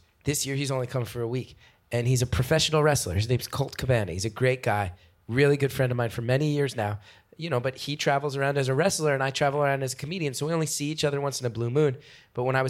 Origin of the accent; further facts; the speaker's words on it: New Jersey, United States; I'm from New Jersey